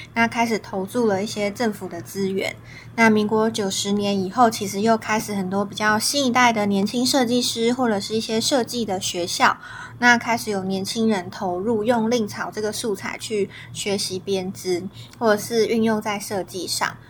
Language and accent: Chinese; Taiwan; 我身为台湾人，台湾的小孩